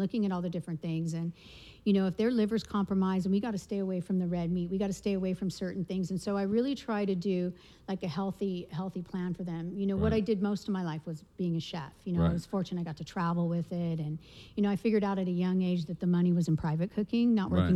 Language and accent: English; Ojai, California, United States; I grew up in Ojai